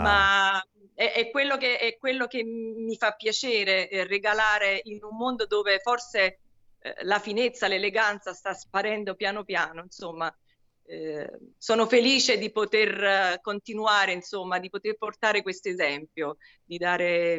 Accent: Naples, Campania, Italy; also born or lived in Paris; io sono napoletana, Sammy. E nasco a Napoli, nasco e cresco a Napoli dove mi sono formata

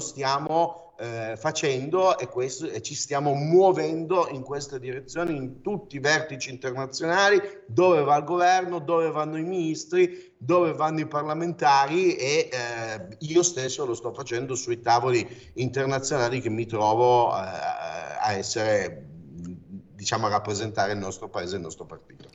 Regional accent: Turin, Piedmont, Italy; io sono di Torino

